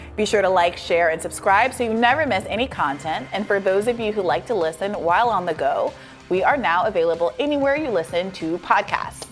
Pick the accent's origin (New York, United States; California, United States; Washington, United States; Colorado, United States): New York, United States; I'm from New York.